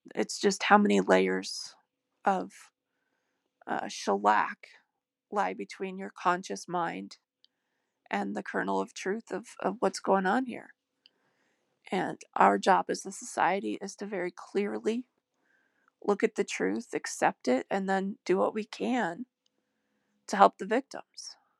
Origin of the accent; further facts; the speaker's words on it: United States; I was born in America